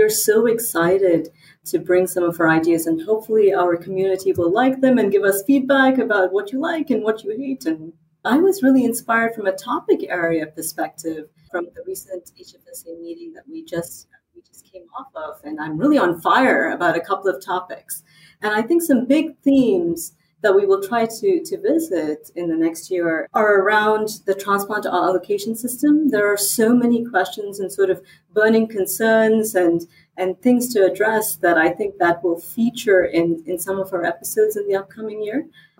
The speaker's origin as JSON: {"language": "English", "region": "England", "country": "United Kingdom", "tie": "born or raised there", "also_born_or_lived": "India / United States", "said": "my accent is still catching up, I think, because I was born in England, and I grew up between England, India, and the United States"}